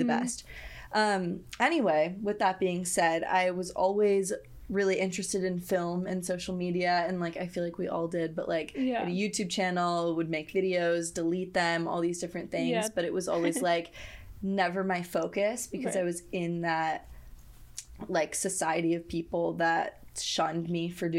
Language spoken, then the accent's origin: English; San Diego, California, United States; No, I grew up in San Diego.